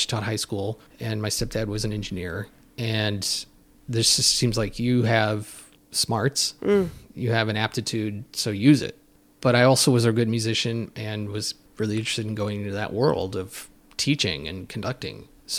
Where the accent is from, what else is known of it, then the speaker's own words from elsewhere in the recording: Chicago, Illinois, United States; Growing up in Chicago, you hear all these icons of radio broadcasting